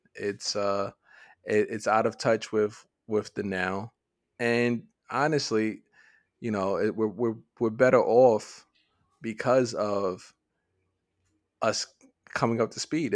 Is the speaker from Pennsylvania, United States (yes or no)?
no; New York, United States; we're, we're from New York